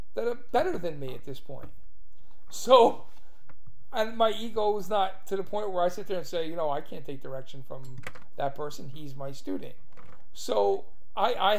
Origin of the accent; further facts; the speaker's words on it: New York City, New York, United States; now in Staten Island, United States; I'm from Brooklyn